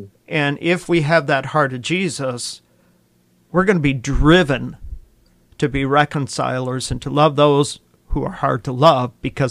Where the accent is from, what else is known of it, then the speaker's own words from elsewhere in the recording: Oak Brook, Illinois, United States; I grew up in Christ Church of Oak Brook, there in the southwest side of Chicago. Actually, it was western suburbs.